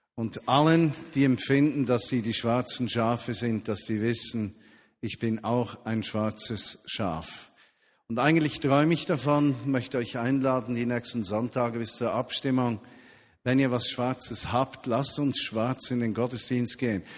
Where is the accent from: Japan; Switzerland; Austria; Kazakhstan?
Switzerland; bei uns in der Schweiz